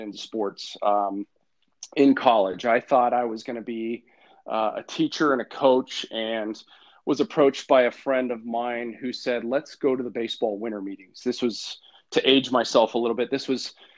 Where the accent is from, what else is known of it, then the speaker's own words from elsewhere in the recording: Vacaville, California, United States; moved away as an adult; also born or lived in Moscow, Idaho / San Francisco / Sacramento; now in Boise, United States; I grew up in Vacaville, California, in Northern California